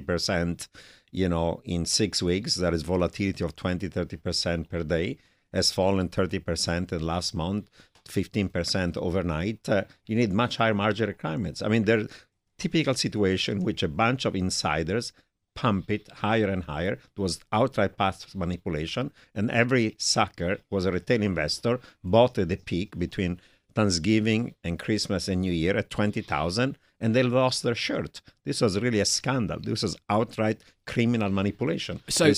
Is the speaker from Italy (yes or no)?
yes; Italy; accent: Italian; English is a second language; moved away as an adult; now in United States; My Italian accent hasn't changed.